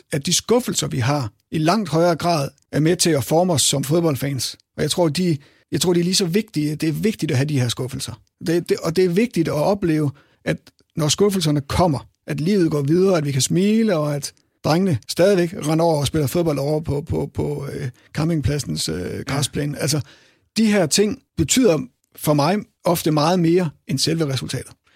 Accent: Herning, Central Denmark Region, Denmark; jeg er jo selv fra Herning

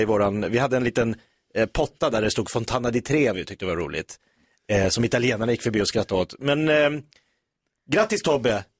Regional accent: Sweden; vi är ju svenskar

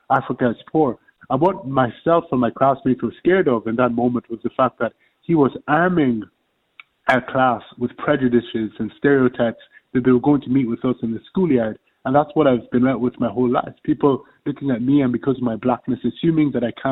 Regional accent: Ireland; as Irish people

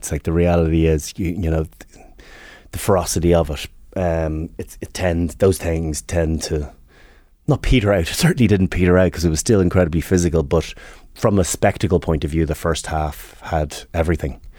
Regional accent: Northern Ireland, United Kingdom; Where, where are you from? Northern Ireland. It was nationality Northern Irish identity.

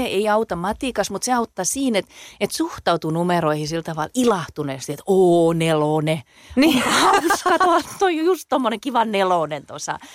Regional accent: Salo, Southwest Finland, Finland; accent: Salo dialect; mä puhun Salomurttelta

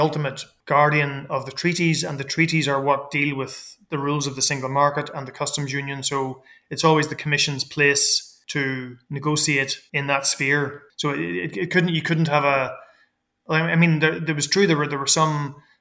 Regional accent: Ireland; moved away as an adult; also born or lived in Brussels; I'm an Irish person. I grew up by the border

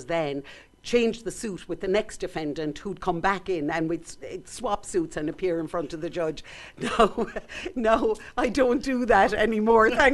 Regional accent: Clonakilty, Munster, Ireland; now in Skibbereen, Ireland; I was born and raised in Clonakilty

